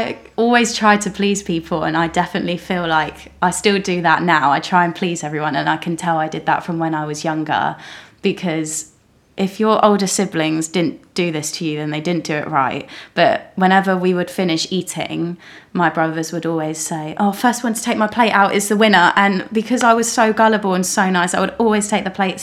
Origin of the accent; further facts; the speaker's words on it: Rustington, South East England, United Kingdom; I grew up in like Rustington area